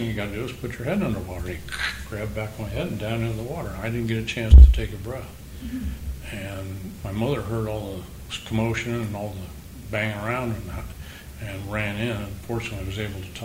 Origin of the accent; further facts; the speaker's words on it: Midwest, United States; I grew up in the Midwest